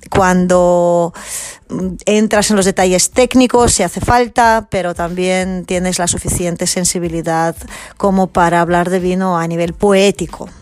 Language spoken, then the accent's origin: Spanish; Catalonia, Spain; mi tierra Cataluña